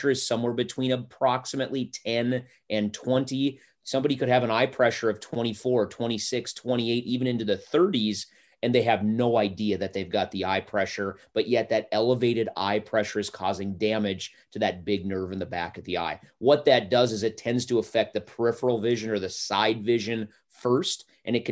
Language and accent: English; North Dakota, United States; moved away as an adult; also born or lived in Forest Grove, Oregon; now in Tahlequah, United States; I was born and raised in North Dakota.